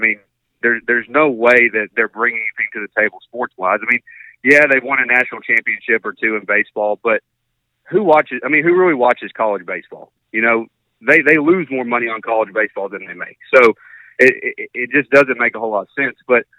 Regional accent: Tennessee, United States; I was born and raised in Tennessee.

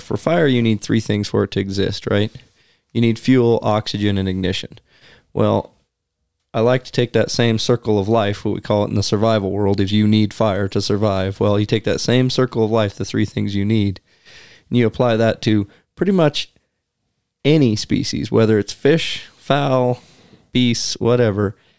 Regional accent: the West, United States; growing up in the West

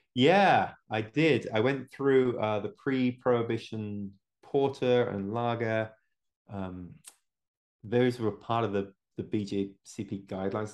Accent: England, United Kingdom; now in United States; I live in America now, but I'm originally from England.

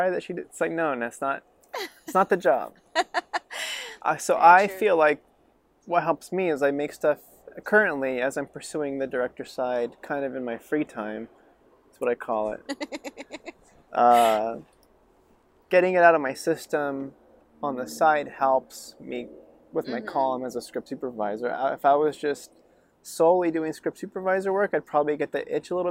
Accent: Reno, Nevada, United States; now in Los Angeles, United States; I grew up in Reno. It's not a film town

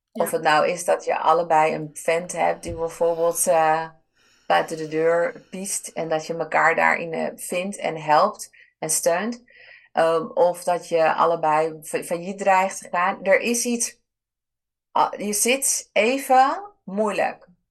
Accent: Ibiza, Balearic Islands, Spain; moved away; Ik ben dan opgegroeid op, eh, op Ibiza. Dat is mijn geboorte-eiland

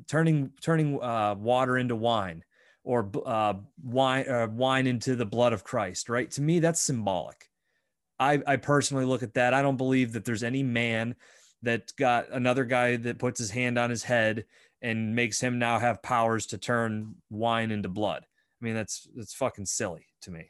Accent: Bradford, Pennsylvania, United States; I grew up in Bradford. It's a very Roman Catholic town

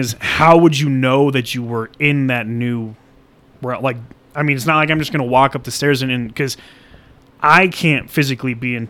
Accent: United States; as an American

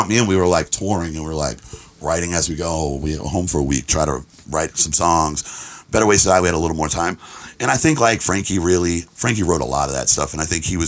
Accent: Boston, Massachusetts, United States; growing up in Boston

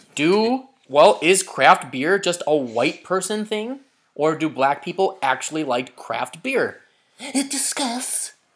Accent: Chicago, Illinois, United States; we're proud of being American and of being a Chicagoan in America

